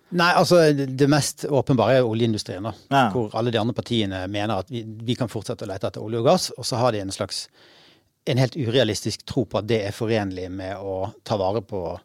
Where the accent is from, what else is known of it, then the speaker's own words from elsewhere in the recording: Bergen, Vestland, Norway; Jeg er jo fra Bergen